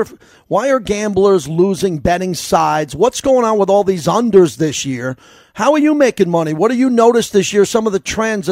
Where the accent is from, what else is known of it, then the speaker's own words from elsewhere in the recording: New York, United States; I'm from New York. I've been in that marketplace.